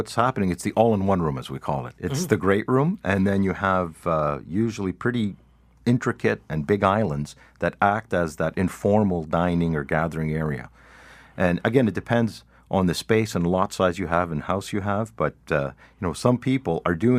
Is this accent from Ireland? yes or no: no; Canada; No, we're Canadian.